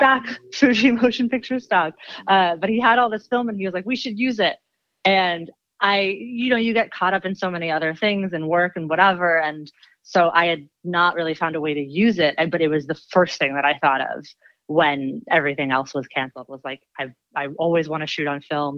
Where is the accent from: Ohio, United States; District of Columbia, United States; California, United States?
District of Columbia, United States; Washington; now in Los Angeles, United States; I live in L A, and I'm originally from Washington, D C.